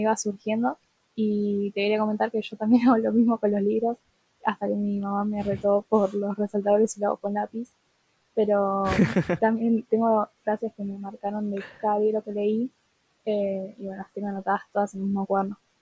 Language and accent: Spanish; Buenos Aires, Argentina; soy de Buenos Aires Capital